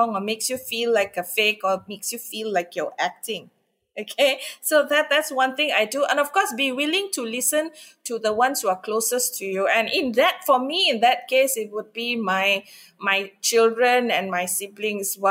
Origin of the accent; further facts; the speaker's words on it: India; I'm Indian